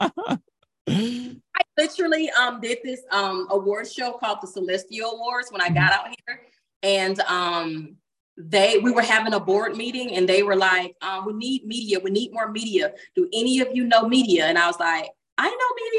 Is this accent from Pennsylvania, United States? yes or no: no; Baconton, Georgia, United States; born or raised there; now in Los Angeles, United States